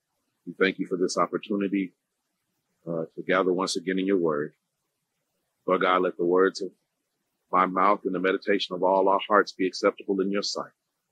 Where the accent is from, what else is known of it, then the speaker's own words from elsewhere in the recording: Indiana, United States; also born or lived in Freeport, Illinois; I usually just say the Midwest. I was born in Illinois, raised in Indiana. I was born in Freeport, Illinois.